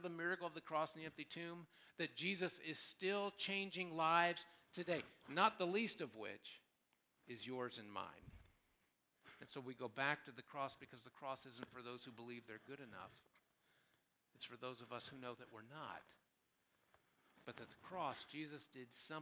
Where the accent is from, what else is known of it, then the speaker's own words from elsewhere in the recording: Columbus, United States; moved away; I grew up in Columbus